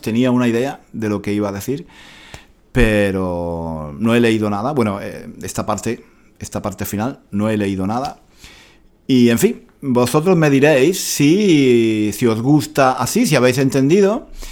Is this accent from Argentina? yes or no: no; Granada, Andalusia, Spain; yo soy de Granada y me siento orgulloso de mi cultura